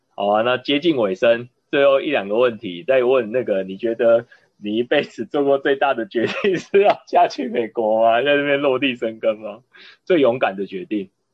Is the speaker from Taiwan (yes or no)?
yes; Taiwan; 我们。台湾人那时候在那边